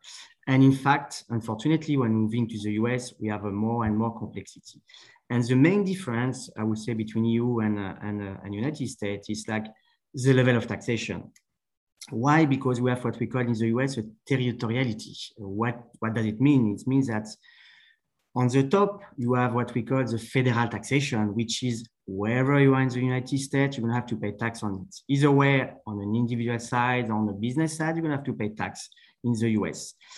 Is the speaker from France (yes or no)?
yes; around Paris, Île-de-France, France; English is a second language; moved away as an adult; also born or lived in New York, United States; now in Florida, United States; So I'm from around Paris. So I'm a French. I was born in France like a couple of years ago, and I moved to the US in 2000, actually, end of 1999, beginning of 2000.